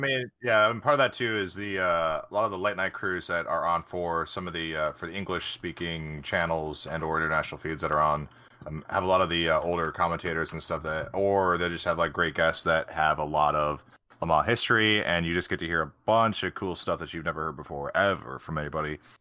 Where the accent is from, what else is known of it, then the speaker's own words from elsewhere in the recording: United States; being American